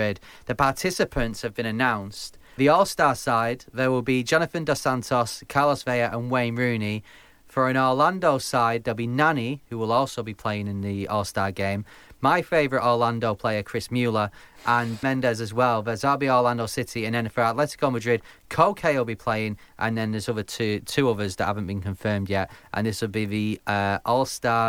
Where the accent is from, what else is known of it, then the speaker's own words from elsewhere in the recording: Manchester, North West England, United Kingdom; I'm from Manchester